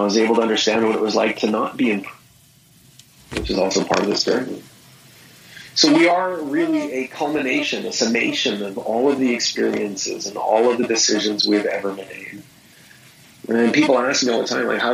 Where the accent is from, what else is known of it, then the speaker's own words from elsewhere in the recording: Victoria, British Columbia, Canada; also born or lived in Vancouver; I grew up in Victoria. I grew up on an island a little ways away from Vancouver